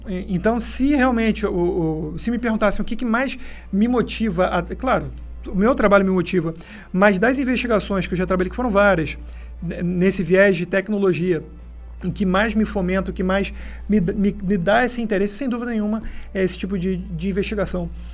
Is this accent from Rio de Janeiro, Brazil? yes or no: yes; Rio de Janeiro, Brazil; moved away as an adult; also born or lived in São Paulo state; now in São Paulo, Brazil; falando também da minha terra natal, né, do Rio de Janeiro, é que eu sou carioca